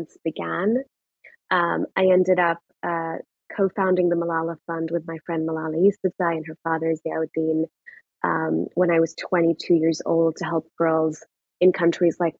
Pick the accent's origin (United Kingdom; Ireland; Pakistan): Pakistan; moved away as an adult; now in United States; I grew up in Pakistan. I was there till I was 18. I moved to the US when I was 18